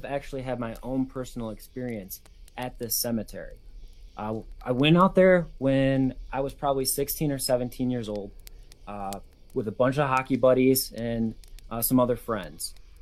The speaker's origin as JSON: {"language": "English", "region": "West Michigan", "country": "United States", "said": "we are both from Michigan"}